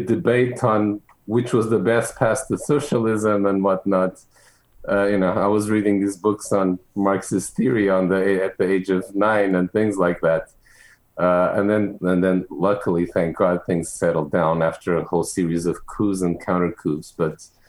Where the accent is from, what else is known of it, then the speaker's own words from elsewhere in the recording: Lisbon, Portugal; English is a second language; moved away as an adult; also born or lived in London; now in United States; I grew up in Lisbon, in Portugal. Except for a couple of years that I spent in London as a teenager